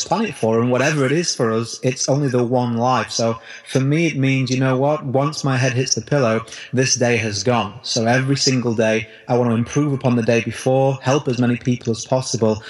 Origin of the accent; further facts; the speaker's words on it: United Kingdom; the recession hit in my country here in the UK, probably tell from my accent